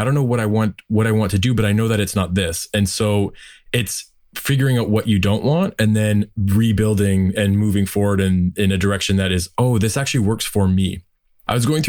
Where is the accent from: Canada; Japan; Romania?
Canada; Windsor, Ontario; moved away as an adult; also born or lived in Toronto; I'm originally from Windsor, Ontario, and I'm back here now